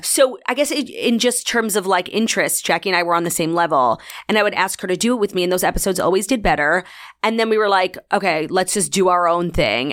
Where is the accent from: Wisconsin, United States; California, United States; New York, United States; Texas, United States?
New York, United States; New York City; also born or lived in Long Island, New York; I grew up in Long Island until the seventh grade